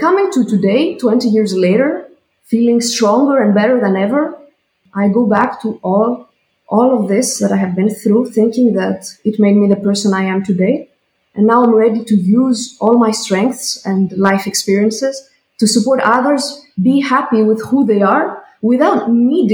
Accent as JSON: {"language": "English", "country": "Greece", "tie": "born or raised there", "moved": "as an adult", "lives_now": "Switzerland", "said": "I come from Greece"}